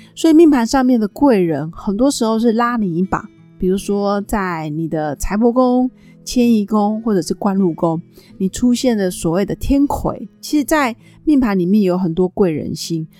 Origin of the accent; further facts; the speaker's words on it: Taiwan; accent: Taiwanese; 因为我刚从北京回来，我发现我要在适应那个北京腔跟台湾腔的说话，因为去北京上课真的讲太久的北京话